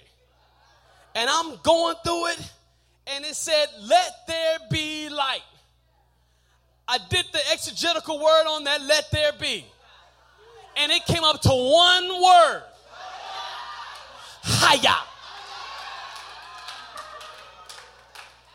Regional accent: Texas, United States; I'm from Texas

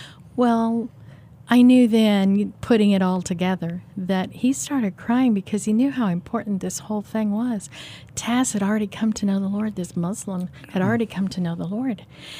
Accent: Kansas City, United States; No, I'm from here. I'm from Kansas City.

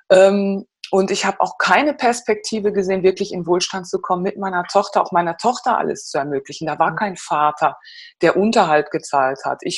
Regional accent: Gelsenkirchen, North Rhine-Westphalia, Germany; ich bin nämlich im Bergbau, Kind, also ein Ruhrgebietsmädchen. Ich komme ursprünglich, geboren bin ich in Gelsenkirchen.

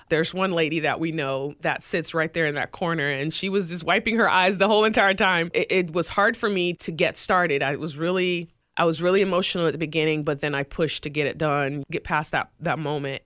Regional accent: Greenville, South Carolina, United States; now in Tampa, United States; my hometown E C H L team, the Greenville Swamp Rabbits

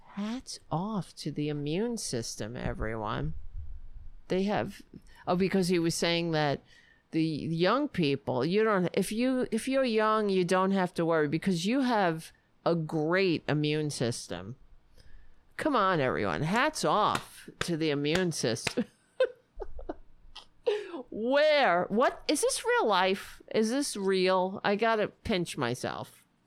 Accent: United States; I'm an American

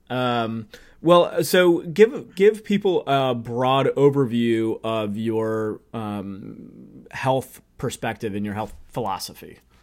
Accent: St. Louis, Missouri, United States; I'm from Saint Louis

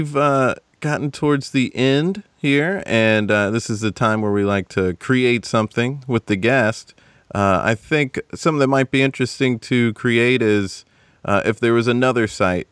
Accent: South Carolina, United States; where I'm from in South Carolina

